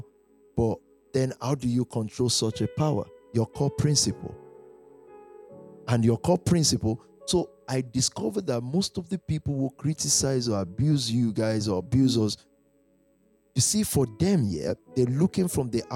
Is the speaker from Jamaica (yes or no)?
no; Nigeria; moved away as an adult; I've even forgotten I'm from Nigeria